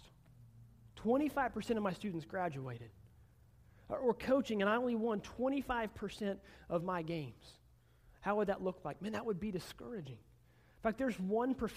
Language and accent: English; Oklahoma, United States; I'm from Oklahoma. I've lived almost my entire life in Oklahoma.